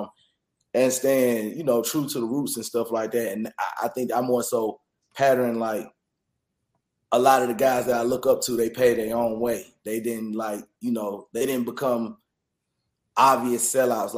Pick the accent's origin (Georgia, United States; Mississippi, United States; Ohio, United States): Georgia, United States; Atlanta; all my roots was in the West Side, so I still went over to school in the West Side